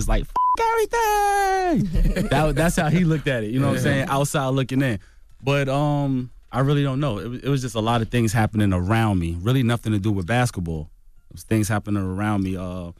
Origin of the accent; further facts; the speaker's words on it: Coney Island, New York, United States; But Coney Island is all about basketball.